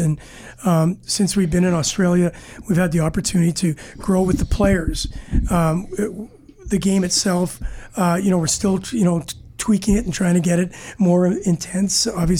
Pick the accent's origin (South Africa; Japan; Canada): Canada; Winnipeg, Manitoba; I'm from Winnipeg, Manitoba, Canada, and if you guys know anything about the weather there, you know, it can dip down to minus 30, minus 40.